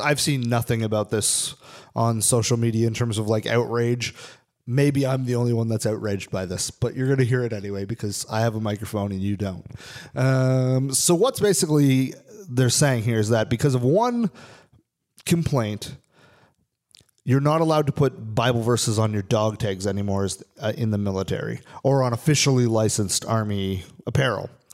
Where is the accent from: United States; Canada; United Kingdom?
Canada; I'm a am a Canadian citizen, I'm not an American